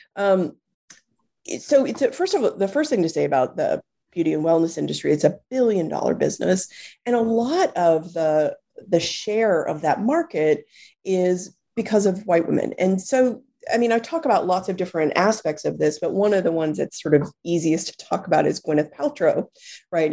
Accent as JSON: {"language": "English", "region": "Texas", "country": "United States", "tie": "born or raised there", "moved": "as an adult", "lives_now": "New York City, United States", "said": "I was born and raised in Texas"}